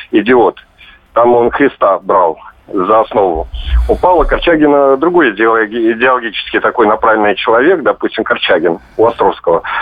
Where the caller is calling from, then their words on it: Moscow, Russia; Я здесь, из Москвы вам звоню.